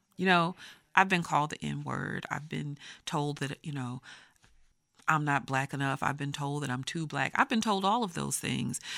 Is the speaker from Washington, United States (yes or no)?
no; Texas, United States; I grew up in Texas